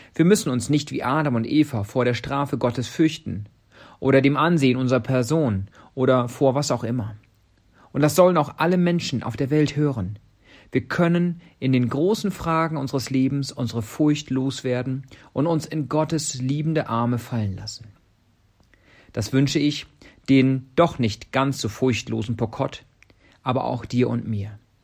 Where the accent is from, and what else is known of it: Germany; now in Kenya